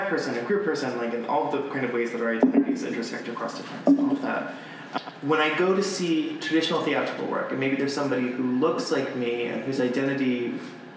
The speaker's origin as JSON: {"language": "English", "region": "Florida", "country": "United States", "moved": "yes", "said": "I'm from Florida"}